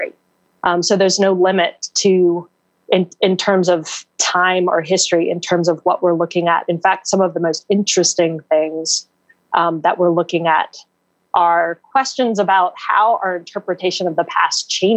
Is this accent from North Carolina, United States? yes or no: yes; Raleigh, North Carolina, United States; my hometown of Raleigh, North Carolina.